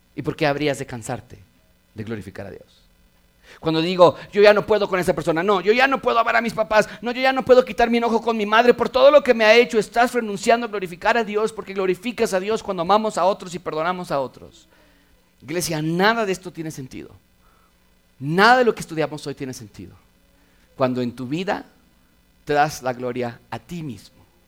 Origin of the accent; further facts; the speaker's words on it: Mexico; ser mexicanos